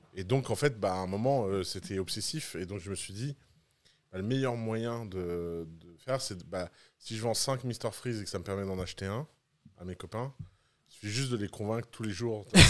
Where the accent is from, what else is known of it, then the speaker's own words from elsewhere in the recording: Tours, Centre-Val de Loire, France; also born or lived in Bordeaux; now in Dubai, United Arab Emirates; j'ai grandi à Tours